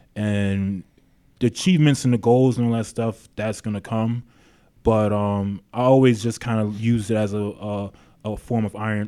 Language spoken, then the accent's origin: English; Queens, New York, United States; now in Long Beach, United States; I'm from South Jamaica, Queens. I've been living in Long Beach now for 10 years.